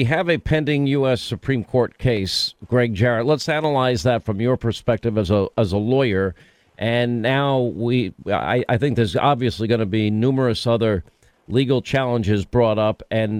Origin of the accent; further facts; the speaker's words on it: New York, United States; I'm from New York